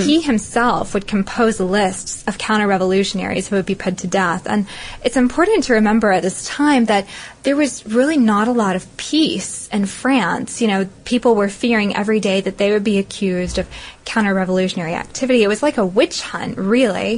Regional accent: the South, United States; I'm from the South

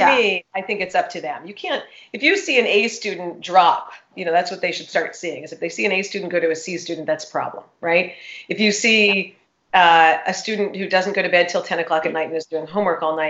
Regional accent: New York, United States; now in Dallas, United States; the governor of my home state

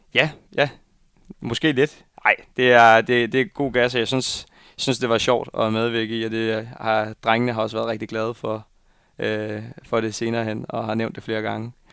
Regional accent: Viborg, Central Denmark Region, Denmark; now in Copenhagen, Denmark; jeg skal holde jul hjemme i Viborg

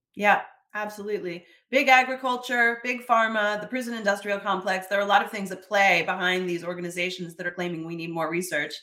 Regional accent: Canada; I'm Canadian. I love Canada.

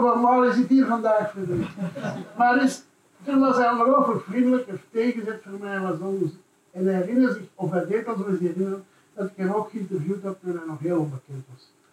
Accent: Brussels, Brussels-Capital Region, Belgium; ik dan ook als Brusselaar

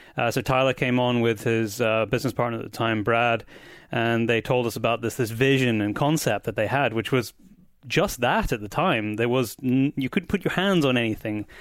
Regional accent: Scotland, United Kingdom; I am back in my home country of Scotland

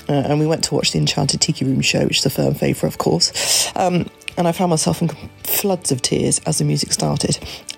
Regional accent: Wantage, South East England, United Kingdom; from Wantage in Oxfordshire.

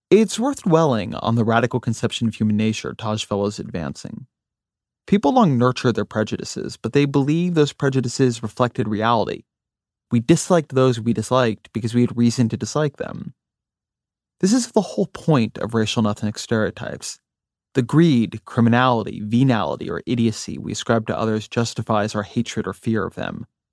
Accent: near Los Angeles, California, United States; moved away; also born or lived in Washington, D.C.; I grew up near Los Angeles

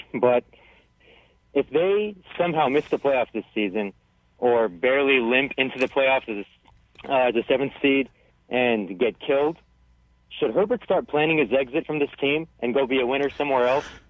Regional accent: San Diego, California, United States; I'm born and raised in San Diego

